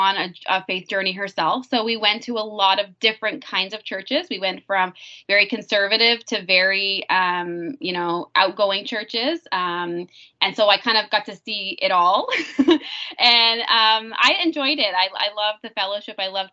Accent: Bobcaygeon, Ontario, Canada; moved away as an adult; also born or lived in Haiti; I grew up in small town, Bob Cajun, Ontario

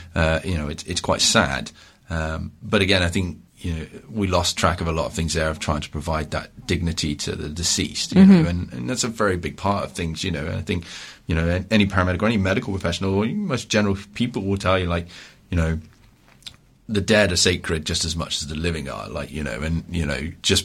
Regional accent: Ontario, Canada; I'm from Ontario

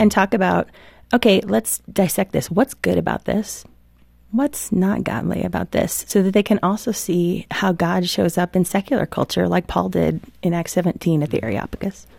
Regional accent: Midwest, United States; I grew up in the Midwest

